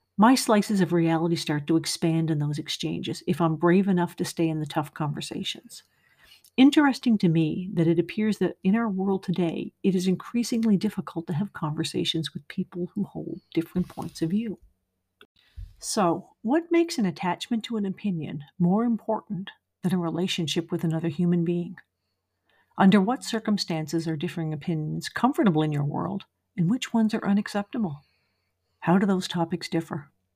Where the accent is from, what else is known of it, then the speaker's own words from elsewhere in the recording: Nova Scotia, Canada; moved away; also born or lived in Montreal area, Quebec; I grew up in Nova Scotia and moved to the Montreal area